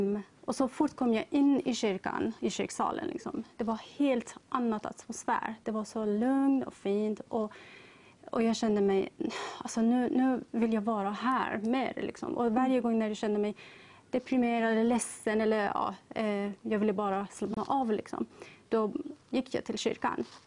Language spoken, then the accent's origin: Swedish; Tehran, Tehran Province, Iran; now in Sweden; jag är ursprungligen från Iran, mm. Teheran